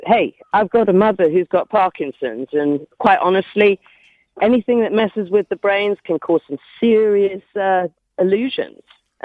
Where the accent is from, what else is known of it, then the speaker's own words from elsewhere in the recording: United Kingdom; now in United States; I'm educated in the United Kingdom.